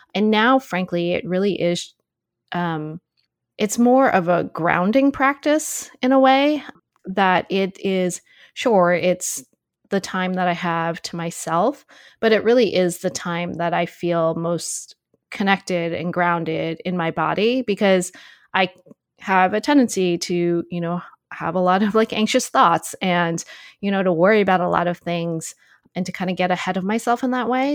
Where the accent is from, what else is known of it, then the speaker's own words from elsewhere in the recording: United States; being Asian American